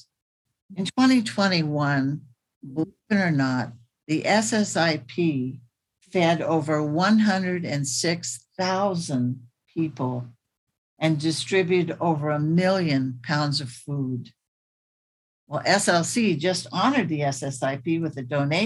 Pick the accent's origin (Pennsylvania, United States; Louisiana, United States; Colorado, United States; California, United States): California, United States; Sacramento; When I was growing up in South Sacramento, I got to see my mom volunteer at the food bank